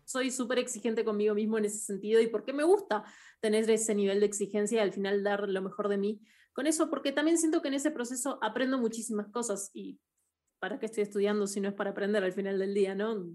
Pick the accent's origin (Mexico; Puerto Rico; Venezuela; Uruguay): Uruguay; en Uruguay yo soy uruguaya, crecí en Uruguay, todo mi colegio lo hice en Uruguay